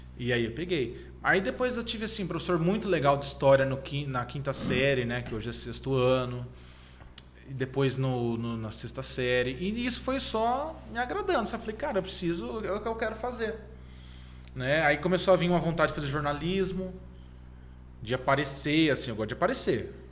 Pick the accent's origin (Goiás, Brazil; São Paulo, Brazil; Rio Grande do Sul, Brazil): São Paulo, Brazil; Jundiaí; also born or lived in Votorantim / Sorocaba; E eu vivi minha vida toda em Jundiaí.